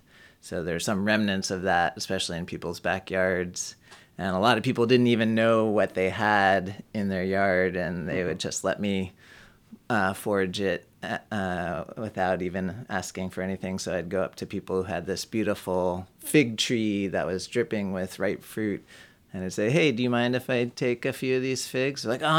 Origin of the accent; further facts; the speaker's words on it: New York City, New York, United States; moved away as an adult; I grew up in Manhattan in the middle of the big city.